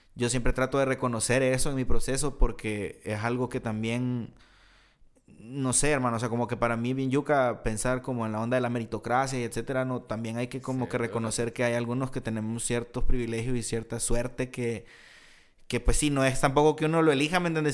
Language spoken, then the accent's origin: Spanish; El Salvador; moved away as an adult; cuando yo me vine a vivir aquí, yo estaba teniendo muchos conflictos en El Salvador por situaciones sociales allá